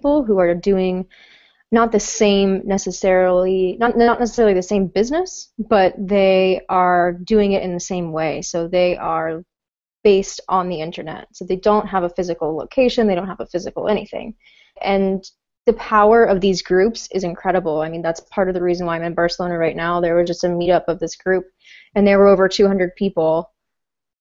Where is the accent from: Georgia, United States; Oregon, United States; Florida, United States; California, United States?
Florida, United States; Melbourne; moved away as an adult; also born or lived in Manhattan, New York; I'm originally from Melbourne, Florida. It's a small town on the East Coast near Cape Canaveral